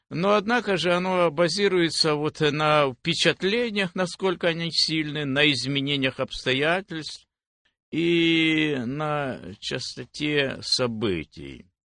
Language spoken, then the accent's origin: Russian; Velyka Znamianka, Zaporizhzhia Oblast, Ukraine; moved away as an adult; also born or lived in Nikopol, Dnipropetrovsk Oblast, Ukraine; now in United States; Я родился в Запорожской области, село Большая Знаменка. Э, но где-то в тринадцать лет переехали мы в Никополь, и там прошли мои и детские, и юношеские годы, и взрослые